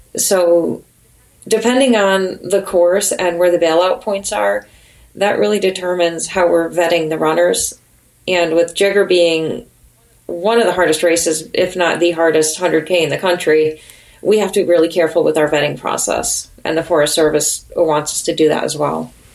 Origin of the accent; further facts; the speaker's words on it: Connecticut, United States; now in New Hampshire, United States; I'm from Connecticut originally